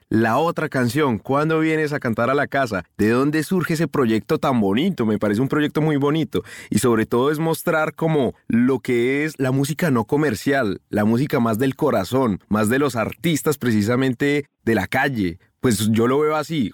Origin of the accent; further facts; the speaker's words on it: Colombia; moved away; yo como colombiano, que estoy muy lejos de mi casa